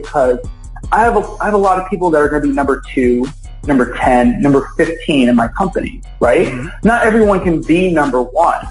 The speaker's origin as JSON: {"language": "English", "town": "Philadelphia", "region": "Pennsylvania", "country": "United States", "tie": "born or raised there", "said": "I grew up in Philadelphia."}